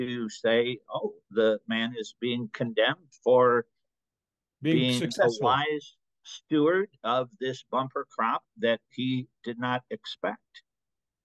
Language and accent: English; Northern Illinois, United States; moved away as an adult; also born or lived in Aberdeen, Scotland / West Palm Beach, Florida; now in Denver, United States; growing up in Illinois and having relatives